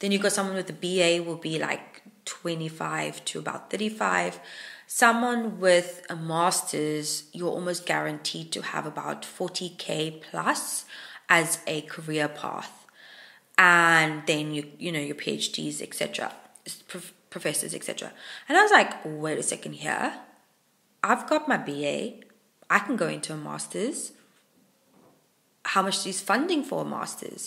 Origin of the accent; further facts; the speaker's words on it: Hermanus, Western Cape, South Africa; moved away as an adult; now in Wales, United Kingdom; Hermanus is my hometown in South Africa